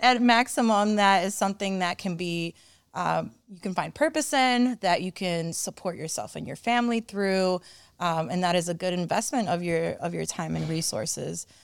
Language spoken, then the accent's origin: English; Cleveland, Ohio, United States; I came over in the early nineties. I was, um, a young child. I think I was, like, around my son's age, actually, like, seven or eight. Um, and when I got to Cleveland